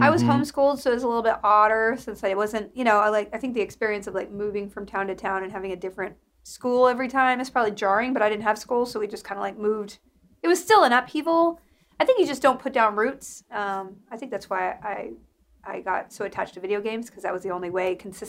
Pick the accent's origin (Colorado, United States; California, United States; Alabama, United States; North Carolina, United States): Alabama, United States; also born or lived in Mississippi / Texas / Kentucky / Virginia; How well, I grew up in Alabama, Mississippi, and other places.